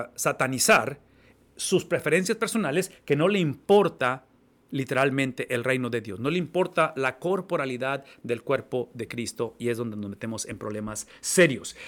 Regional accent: Mexico; now in United States; como mexicano, que tengo la mitad de mi vida viviendo en Estados Unidos

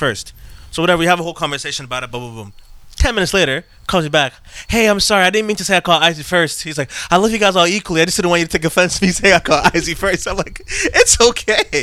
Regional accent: Mississauga, Ontario, Canada; I was born in Credit Valley Hospital

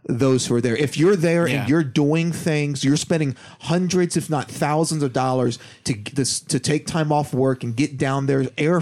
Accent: United States

